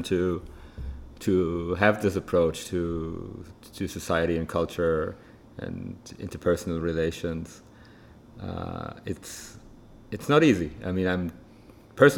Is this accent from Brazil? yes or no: no; Frankfurt, Hesse, Germany; now in Tel Aviv, Israel; me growing up in Germany, especially in Frankfurt